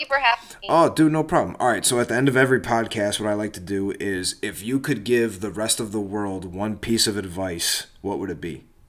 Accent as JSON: {"language": "English", "country": "United States", "said": "I'm from America."}